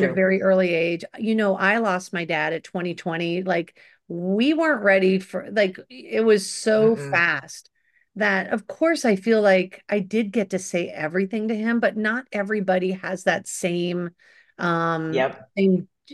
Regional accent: Los Angeles, California, United States; I was doing it from Sherman Oaks at my mom, you know, at my childhood home.

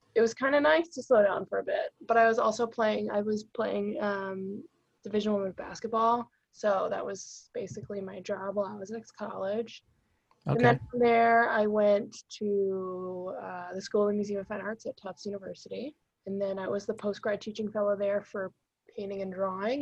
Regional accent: North Shore, Massachusetts, United States; also born or lived in Melrose, Massachusetts / Virginia; now in Somerville, United States; I grew up on the North Shore

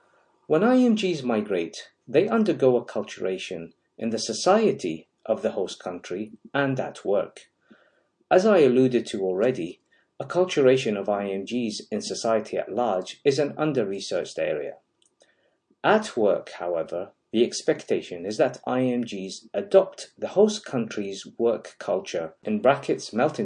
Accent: Iraq; moved away as an adult; now in United Kingdom; I was born in Iraq, lived in the United Kingdom as a child for 5 years, graduated from medical school in Iraq, migrated to the United Kingdom where I undertook training in critical care and anesthesia

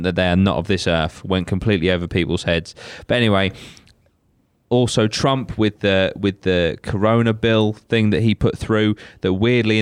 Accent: United Kingdom; I'm British

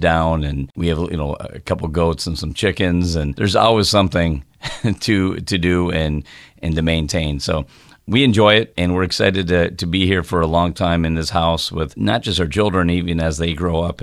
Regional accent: Midwest, United States; I grew up in the Midwest

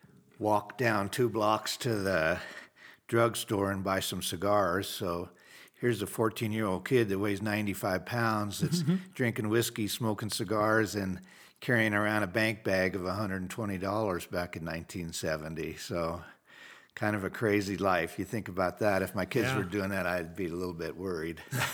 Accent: Wheat Ridge, Colorado, United States; I was raised in Wheat Ridge, Colorado, right outside of Denver. Family of four.

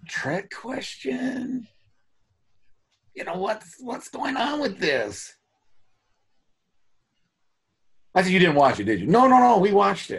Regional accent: Lehi, Utah, United States; I grew up in the Ochre Mountains, Utah, Lehigh, and that area.

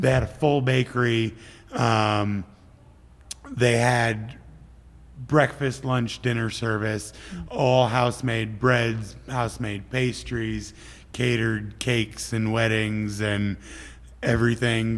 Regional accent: Midwest, United States; moved away as an adult; also born or lived in Minneapolis; now in California, United States; I grew up grew up in the Midwest with harsh winters for you know 24 years of my life at that point

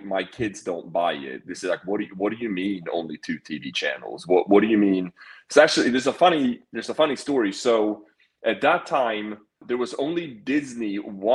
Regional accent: Sweden; moved away as an adult; I did grow up in Sweden. So yeah, so I came over here when I was 18

